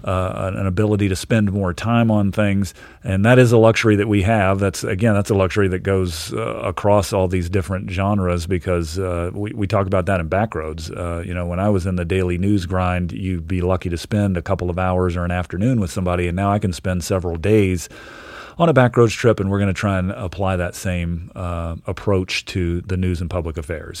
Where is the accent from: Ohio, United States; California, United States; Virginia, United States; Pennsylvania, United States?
Virginia, United States; Richmond; now in Montana, United States; I moved around a bit uh, early on, but mainly grew up in Virginia